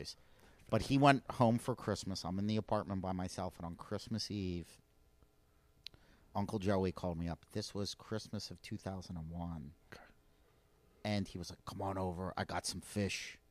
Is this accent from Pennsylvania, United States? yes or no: yes; Delco, Pennsylvania, United States; moved away; I was from Delco